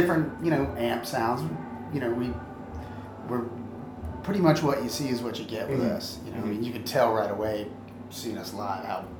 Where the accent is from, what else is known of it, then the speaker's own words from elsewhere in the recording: Florida, United States; I grew up in Florida where it's hot all the time.